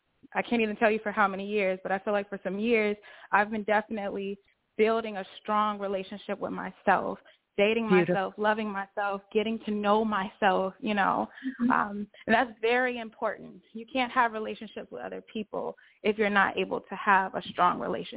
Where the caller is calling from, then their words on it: Chicago, Illinois, United States; I am calling from Chicago, but I'm moving to Texas very, very soon.